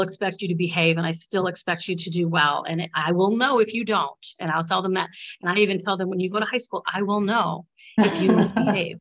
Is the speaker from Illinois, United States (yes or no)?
yes; Bradley, Illinois, United States; I grew up in Bradley